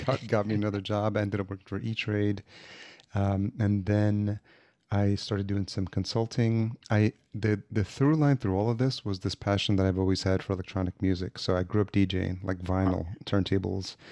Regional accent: Yonkers, New York, United States; moved away as an adult; also born or lived in El Salvador / Atlanta / Los Angeles; now in Minneapolis, United States; I was born in El Salvador, and my parents brought me here when I was, uh, less than a year old, and I grew up in Yonkers, New York

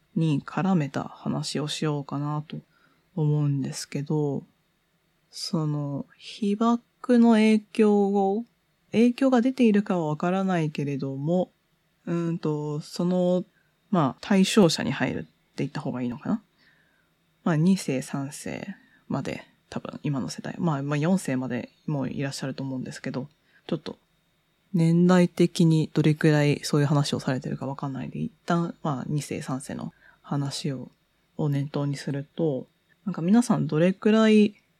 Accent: Tokyo, Japan; 東京生まれ、東京育ち、もうほとんどずっと20年以上東京に行って

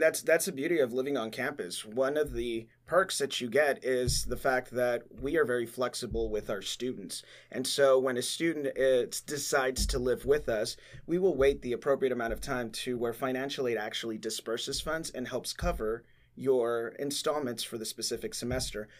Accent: Laredo, Texas, United States; I am from Laredo, Texas

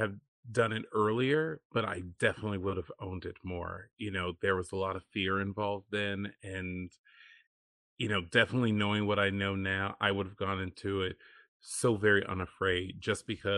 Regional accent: the South, United States; being queer and growing up in the South

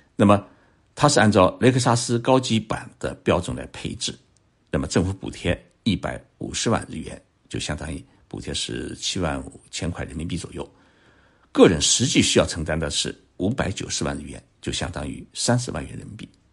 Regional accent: Zhoushan, Zhejiang, China; moved away; 我的家乡舟山市的一个渔山岛

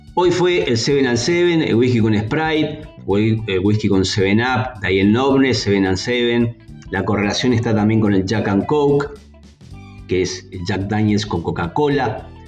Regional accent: General Roca, Río Negro, Argentina; hoy cumple años mi ciudad natal, la ciudad donde resido, 141 años, cumple Roca

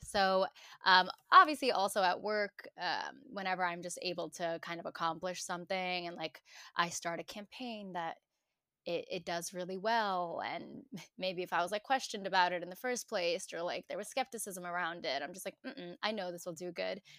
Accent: New York City, New York, United States; born and raised in New York

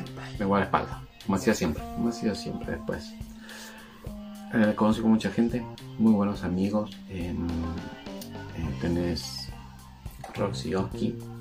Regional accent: Mendoza, Argentina; Nosotros somos de Mendoza, Argentina

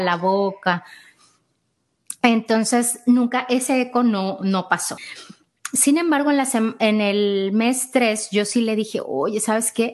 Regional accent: Mexico; now in Austin, United States; soy mexicana, vivo aquí en Austin.

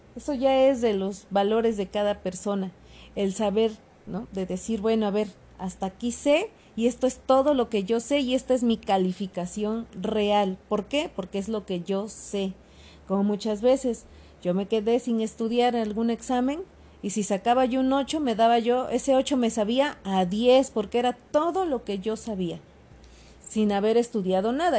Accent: Mexico; yo también soy mexicana

